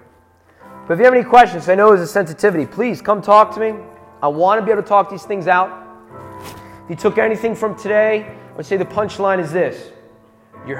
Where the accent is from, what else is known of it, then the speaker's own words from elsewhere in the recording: United States; I'm an American history teacher. An American citizen